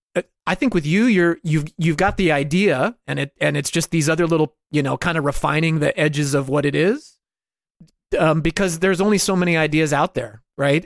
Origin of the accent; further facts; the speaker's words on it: New York, United States; every dude I grew up with in New York